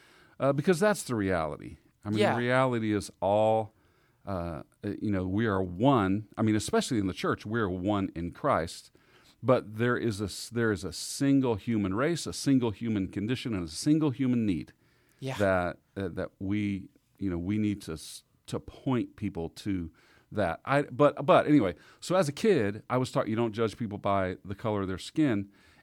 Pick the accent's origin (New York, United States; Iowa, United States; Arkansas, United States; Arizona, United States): Arkansas, United States; also born or lived in Texas / Kansas City; I was born in Texas and raised partly in Southeast Arkansas, and then we moved to Kansas City. But especially our Southern family roots